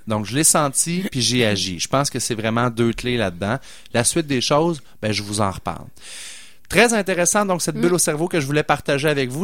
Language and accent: French; Quebec City, Quebec, Canada; où j'ai grandi à Sainte-Foy, au coin de Duplessis puis de Chemin Sainte-Foy